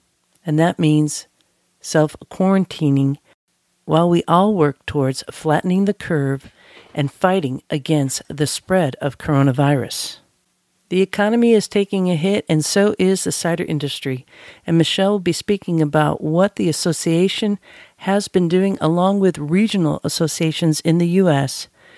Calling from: East Coast, United States; Of course, I'm calling you from the East Coast, so how's it going out there?

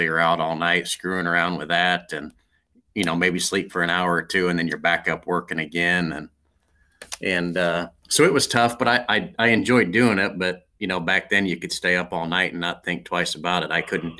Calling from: Norwalk, Iowa, United States; So home base for me is in Norwalk, Iowa.

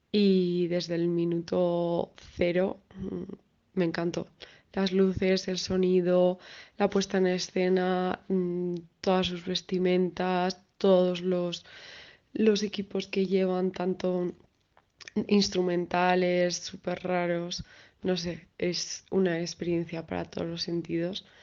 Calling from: Madrid, Community of Madrid, Spain; de Madrid y para mí el mejor concierto en el que he estado fue uno de ….

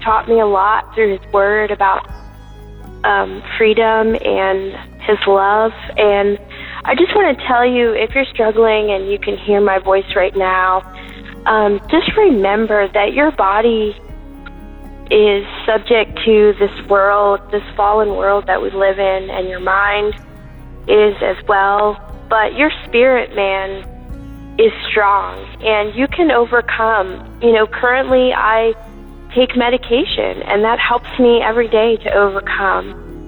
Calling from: Virginia, United States; I'm calling from Virginia.

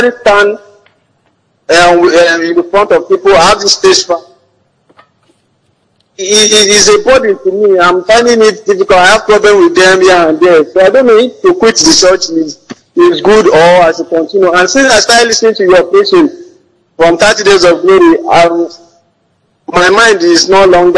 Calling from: Oyo, Nigeria; I'm calling from Oyo, sir.

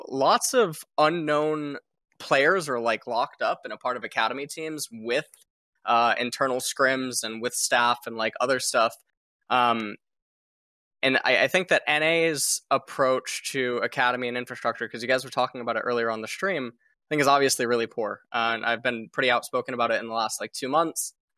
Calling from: South Korea

